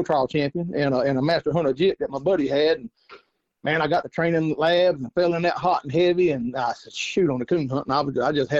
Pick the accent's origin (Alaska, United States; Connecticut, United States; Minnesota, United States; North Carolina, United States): North Carolina, United States; I'm from North Carolina. I've coon hunted pretty much my whole life